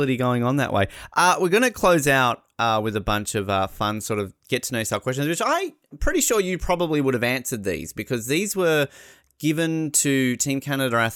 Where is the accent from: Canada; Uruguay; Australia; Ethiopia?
Australia; as an Australian